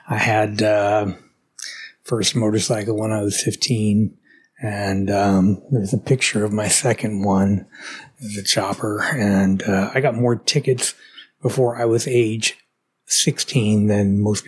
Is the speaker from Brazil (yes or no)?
no; Dallas, Texas, United States; also born or lived in Houston; I was born and raised in Dallas, Texas.